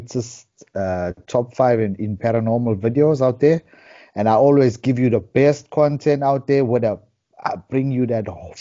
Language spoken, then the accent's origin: English; Durban, KwaZulu-Natal, South Africa; I'm from Durban, South Africa